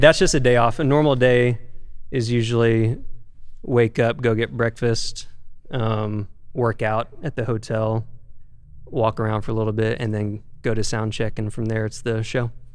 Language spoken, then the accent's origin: English; Bentonville, Arkansas, United States; now in Los Angeles, United States; I'm from Bentonville, Arkansas uh, Walmart shout out